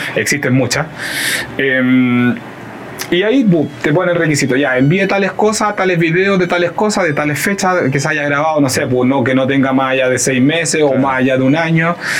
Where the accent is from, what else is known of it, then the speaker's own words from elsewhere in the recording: Concepción, Biobío, Chile; moved away as an adult; also born or lived in Barcelona, Spain / Nantes, France; como yo soy sudamericano, soy chileno